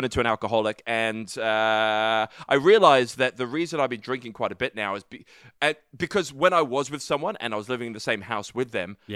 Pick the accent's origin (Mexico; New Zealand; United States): New Zealand; I said I was from New Zealand